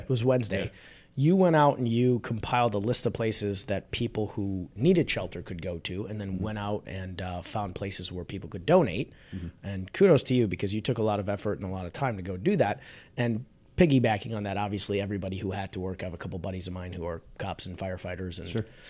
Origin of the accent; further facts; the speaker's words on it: Chicago, Illinois, United States; I'm a born and raised in Chicago guy